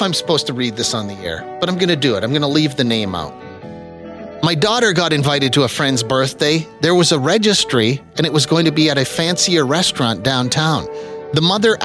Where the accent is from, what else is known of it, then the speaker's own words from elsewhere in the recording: Moose Jaw, Saskatchewan, Canada; Friend of mine I grew up with in Moose Jaw